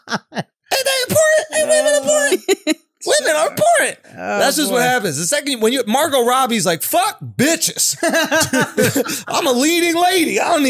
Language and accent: English; New York, United States; we're from New York.